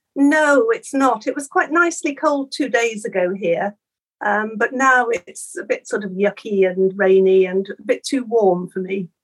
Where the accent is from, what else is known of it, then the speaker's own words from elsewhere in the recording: Norfolk, East of England, United Kingdom; I was brought up on the coast. I come from Norfolk